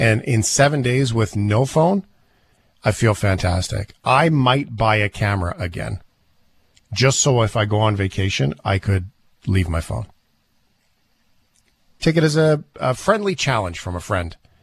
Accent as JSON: {"language": "English", "town": "Port Alberni", "region": "British Columbia", "country": "Canada", "tie": "born or raised there", "said": "I grew up in Port Alberni"}